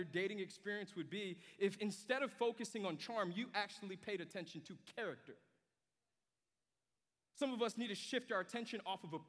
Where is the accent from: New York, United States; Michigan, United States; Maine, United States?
New York, United States; moved away; when I was a kid at my house in New York, I grew up in New York